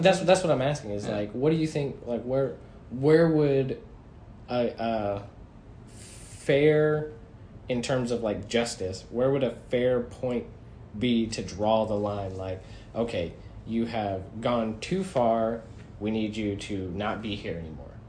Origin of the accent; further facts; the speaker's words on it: United States; we as American citizens